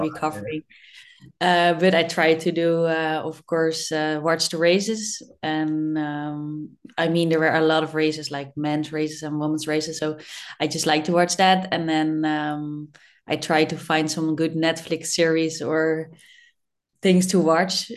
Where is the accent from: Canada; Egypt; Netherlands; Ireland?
Netherlands; I born in the Netherlands and that I'm in Dutchie